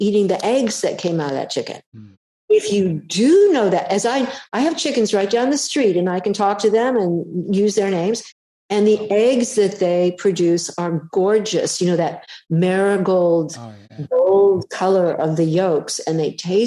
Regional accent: California, United States; I'm a Californian

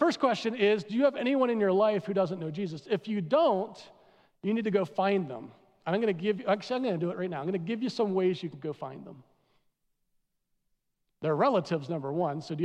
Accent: East Coast, United States; moved away; I'm from the East Coast

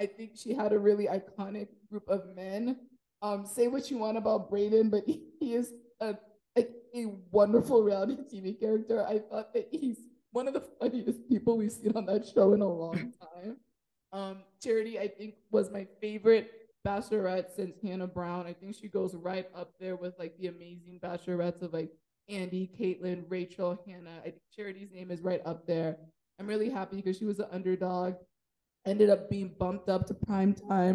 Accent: Nigeria; I'm Nigerian

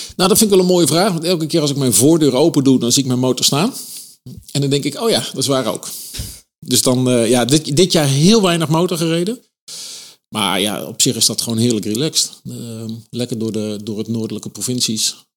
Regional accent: Eindhoven, North Brabant, Netherlands; 69 geboren in, eh, in Eindhoven.

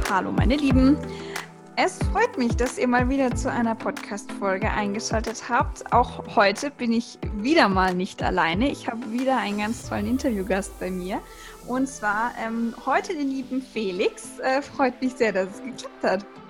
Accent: the South, Southern Germany, Germany; Weng, wie man hier bei uns im Süden so schön sagt

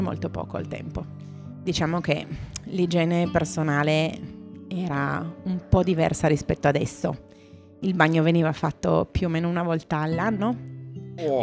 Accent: Turin, Piedmont, Italy

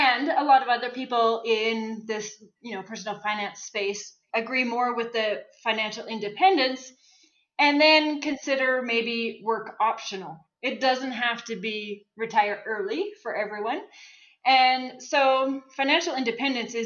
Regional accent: Saskatchewan, Canada; moved away as an adult; now in Calgary, Canada; So I grew up in Saskatchewan. I moved to Calgary

